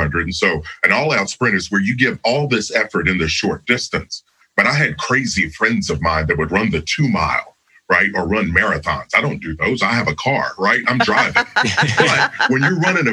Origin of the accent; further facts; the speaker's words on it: Kentucky, United States; I grew up in Kentucky, so there are fields everywhere